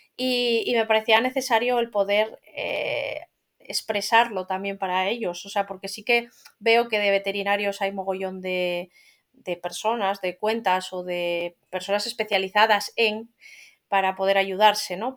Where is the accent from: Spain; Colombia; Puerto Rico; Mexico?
Spain; Asturias; yo soy asturiana, yo vivo en Asturias